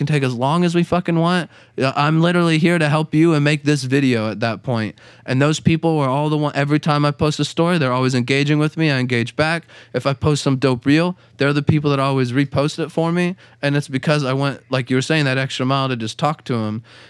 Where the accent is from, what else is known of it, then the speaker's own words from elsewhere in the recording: West Palm Beach, Florida, United States; now in Jacksonville, United States; Yeah, I'm from West Palm. I moved up here